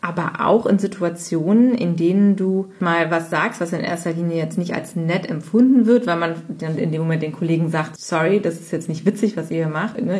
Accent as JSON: {"language": "German", "area": "Cologne area", "region": "North Rhine-Westphalia", "country": "Germany", "also_born_or_lived": "United States", "said": "ich bin ja aus dem Kölner Raum, aus dem Rhein, also Rheinländern mhm. Gegend"}